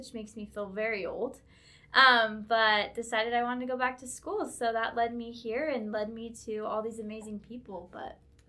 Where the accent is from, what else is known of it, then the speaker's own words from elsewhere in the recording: Herriman, Utah, United States; I am from Utah, Harriman, Utah, raised here, studying digital marketing. I served a mission in Tampa, Florida